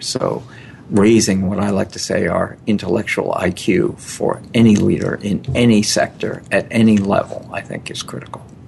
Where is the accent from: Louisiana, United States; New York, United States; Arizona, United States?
New York, United States; New York City; also born or lived in Old Chatham, New York; I was born in New York City